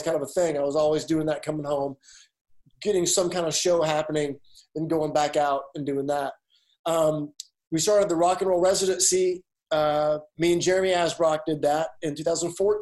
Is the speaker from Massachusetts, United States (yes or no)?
no; Alabama, United States; moved away as an adult; now in Nashville, United States; I grew up in Alabama